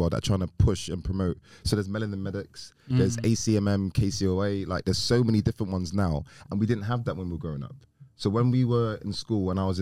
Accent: London, United Kingdom; I grew up in Manor Park. So I grew up around these guys in Newham. Newham, East London, deprived area

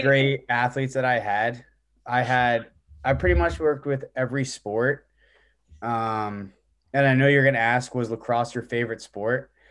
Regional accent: East Stroudsburg, Pennsylvania, United States; I went to grad school at East Stroudsburg University, uh, my hometown, um, uh, where I did a graduate assistantship with actually my old high school, East Stroudsburg South

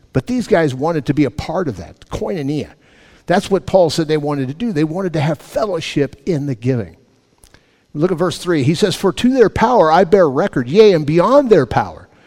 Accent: Los Angeles, California, United States; When I was a kid, growing up in Los Angeles, my mom and dad had six healthy young men

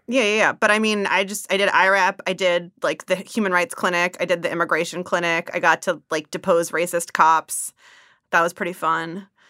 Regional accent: Bay Area, California, United States; also born or lived in Zimbabwe; I grew up in the Bay Area.

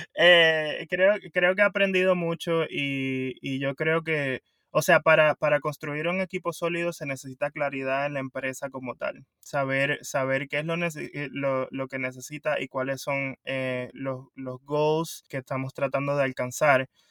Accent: Puerto Rico; moved away as an adult; also born or lived in South Florida, United States; now in Florida, United States; originalmente soy de Puerto Rico y me mudé acá a Estados Unidos, al sur de la Florida, hace 15 años

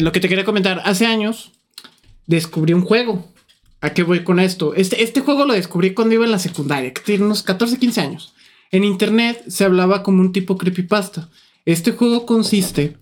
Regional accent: Lagos de Moreno, Jalisco, Mexico; nosotros somos de Lagos

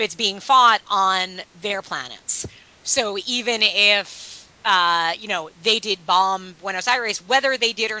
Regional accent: United States; I'm an American

